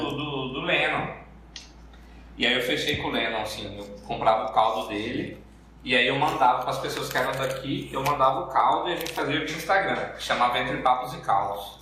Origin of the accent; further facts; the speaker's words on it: Cuiabá, Mato Grosso, Brazil; accent: cuiabano; tenho sotaque cuiabano, mas não é tão apertado quanto nos vídeos